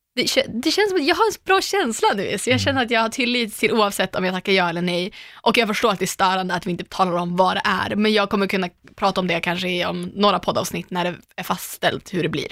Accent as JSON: {"language": "Swedish", "town": "Umeå", "region": "Västerbotten County", "country": "Sweden", "tie": "born or raised there", "moved": "yes", "said": "jag är ju hemma i Umeå med jämna mellanrum. Och då brukar jag alltid käka middag eller hänga med mina barndomskompisar ja. från Ersboda, vi har känt varandra hela livet"}